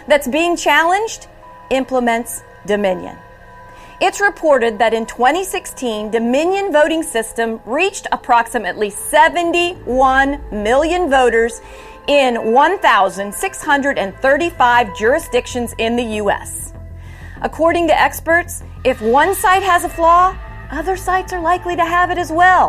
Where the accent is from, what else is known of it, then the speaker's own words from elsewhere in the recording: Arizona, United States; my home state of Arizona